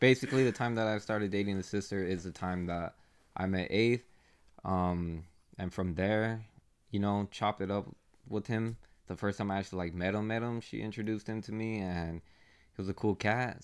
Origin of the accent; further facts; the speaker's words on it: Phoenix, Arizona, United States; We're from Phoenix